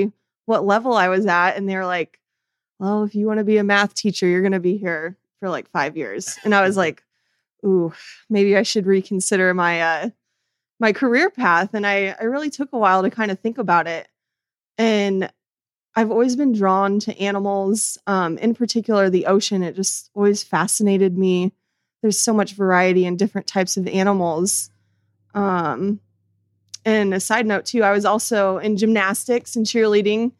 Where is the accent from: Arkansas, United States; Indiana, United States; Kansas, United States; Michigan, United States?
Indiana, United States; moved away; I'm originally from the Midwest, Indiana